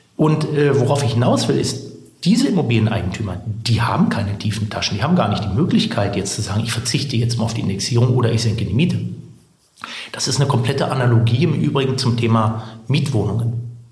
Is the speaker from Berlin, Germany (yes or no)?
yes; Berlin, Germany; moved away as an adult; also born or lived in Sweden; Also ich komme ursprünglich tatsächlich aus dem guten alten Westberlin, bin äh, gebürtiger Schlottenburger und dann haben mich meine Eltern irgendwann äh, im zarten Alter von sechs Jahren nach Berlin-Spandau